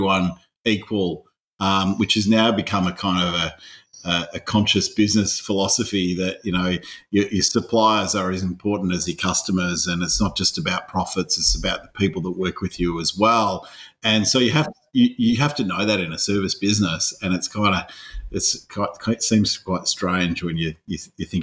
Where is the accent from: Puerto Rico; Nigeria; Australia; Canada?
Australia; also born or lived in Scotland; I'm an Aussie mongrel